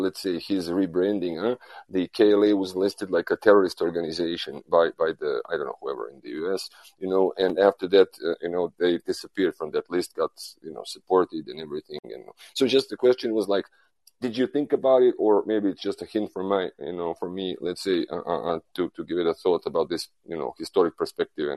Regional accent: Belgrade, Serbia; English is a second language; I'm calling from Belgrade, actually, from ex-Yugoslavia

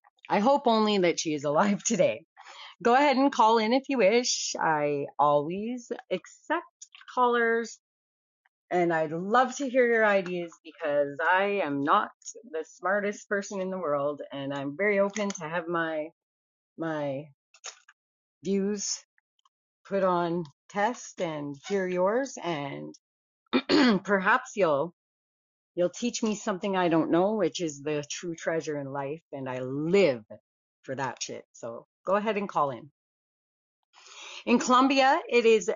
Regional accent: Canada; I'm a Canadian

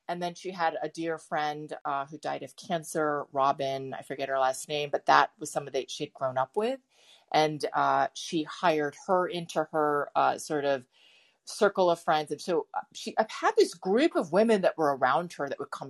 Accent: East Coast, United States; also born or lived in San Francisco; I was born in San Francisco but raised completely on the East Coast, so I have this kind of weird um, imagination when it comes to California

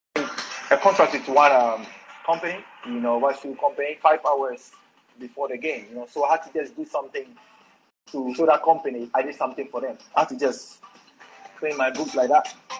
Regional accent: Accra, Greater Accra, Ghana; I was born. I was born in Accra. I born and bred in Accra. You know, so I always tell everybody I'm an Accra boy.

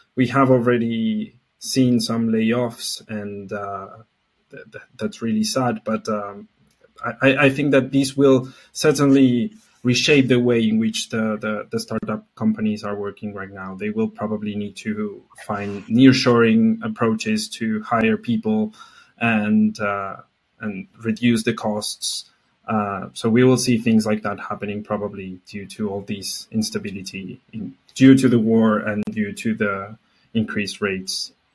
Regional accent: Argentina; I'm from Argentina. Uh, not from Mexico

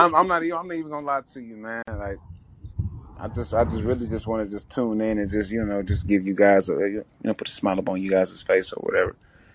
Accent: Texas, United States; I'm from Texas

